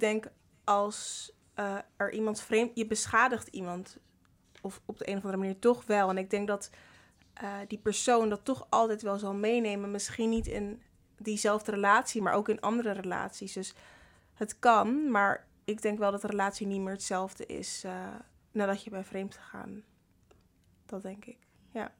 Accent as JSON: {"language": "Dutch", "town": "Rotterdam", "region": "South Holland", "country": "Netherlands", "said": "Ik ben 22 jaar en ik kom uit Rotterdam."}